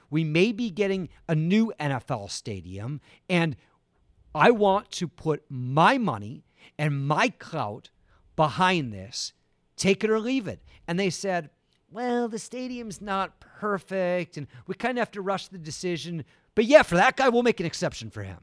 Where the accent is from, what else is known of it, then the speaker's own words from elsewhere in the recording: Bay Area, California, United States; moved away; I grew up in the Bay Area.